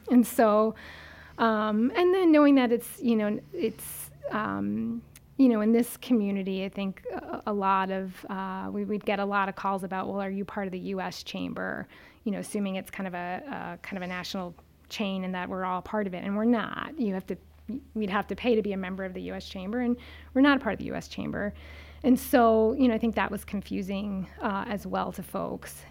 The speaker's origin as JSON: {"language": "English", "town": "Pearl River", "region": "New York", "country": "United States", "tie": "born or raised there", "also_born_or_lived": "Queens, New York City / Lewisburg, Pennsylvania", "said": "my family, when I was about four or five, moved about 25 miles northwest of New York City to a town called Pearl River"}